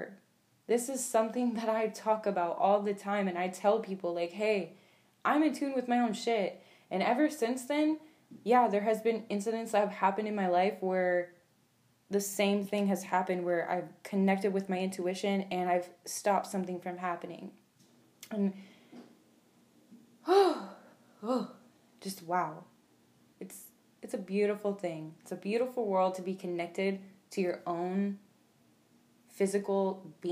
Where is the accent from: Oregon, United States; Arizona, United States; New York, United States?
Arizona, United States; Phoenix; also born or lived in Toledo, Ohio; I live in Phoenix, Arizona. I was born in Toledo, Ohio, but my mom moved me here when I was about 7. And yeah, I've just been here ever since